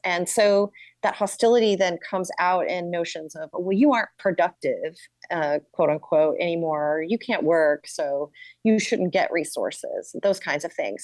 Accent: New York, United States; as a New Yorker

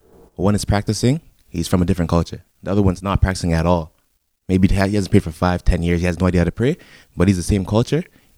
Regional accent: Jamaica; And with us, you know, being Jamaican, my family is very, very diverse.

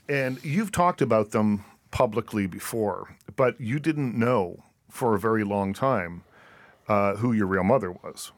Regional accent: Nova Scotia, Canada; moved away; I grew up in Nova Scotia

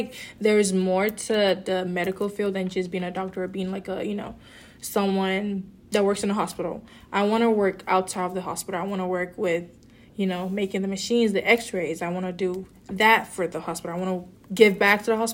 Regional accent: Nigeria; moved away; I'm also African immigrant. I'm originally from Nigeria

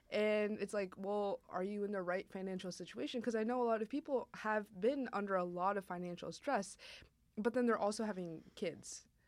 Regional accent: India; for those of you who don't know, I am Indian.

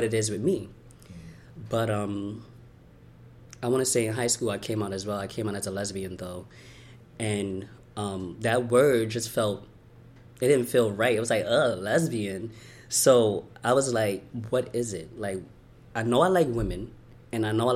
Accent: New York City, New York, United States; I was born in Brooklyn, New York. I was born here

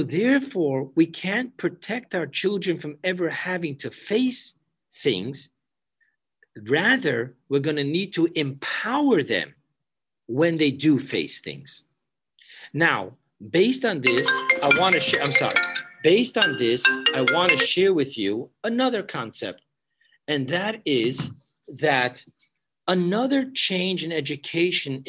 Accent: New York City, New York, United States; I grew up in Borough Park

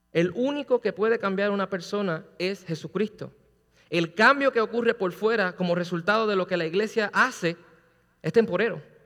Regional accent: Puerto Rico; yo soy boricua

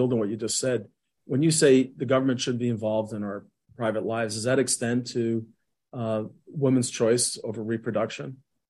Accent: near West Point, New York, United States; I grew up in the Cold War. I grew up very close to West Point

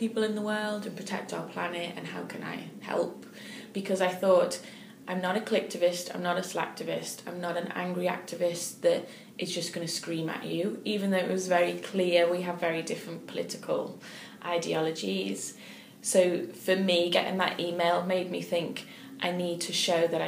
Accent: United States; for me, as an American

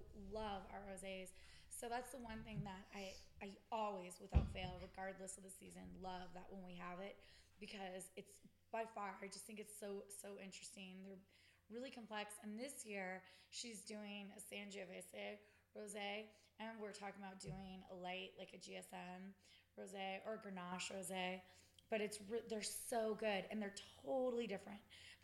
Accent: California, United States; I trash talk California all the time just because we're from California

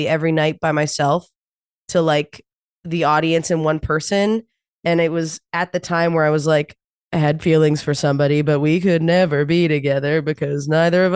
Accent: New Brunswick, Canada; moved away; I'm from New Brunswick.

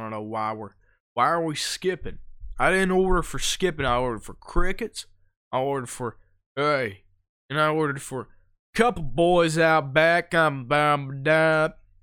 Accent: Ohio, United States; we're from Ohio

